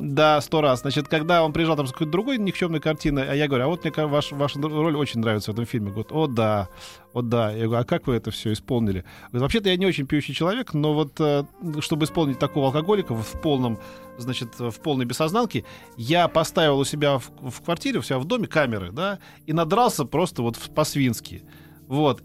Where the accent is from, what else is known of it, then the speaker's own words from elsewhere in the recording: Russia; я вот да, из России